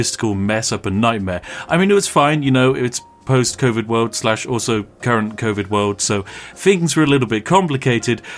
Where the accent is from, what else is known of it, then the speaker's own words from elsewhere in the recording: England, United Kingdom; we are classic English tourists in that we hardly speak the language